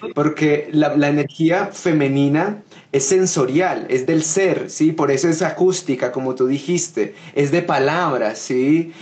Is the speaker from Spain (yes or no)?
no; Coffee Axis, Colombia; en mi tierra, en Colombia, en el eje cafetero